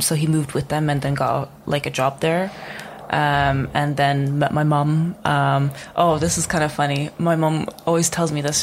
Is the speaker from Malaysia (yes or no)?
no; Czechia; moved away as an adult; I was born and raised in Czech Republic.